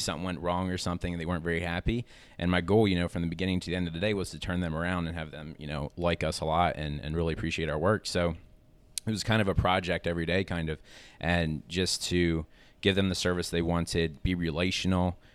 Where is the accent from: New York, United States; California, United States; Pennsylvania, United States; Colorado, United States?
Pennsylvania, United States; Lancaster; I'm from Lancaster, Pennsylvania